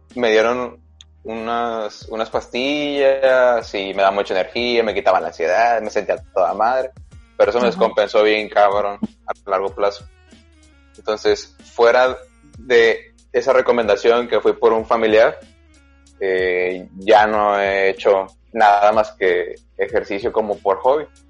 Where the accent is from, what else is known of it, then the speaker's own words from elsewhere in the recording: Sinaloa, Mexico; la UAS es la Universidad Autónoma de mi estado.